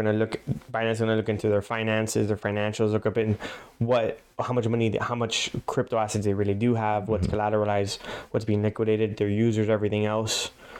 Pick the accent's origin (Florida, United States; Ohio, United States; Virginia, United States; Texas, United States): Florida, United States; Miami; we are from Miami